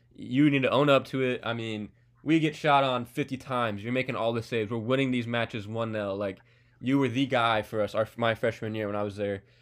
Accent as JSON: {"language": "English", "country": "United States", "tie": "born or raised there", "said": "me being an American growing up"}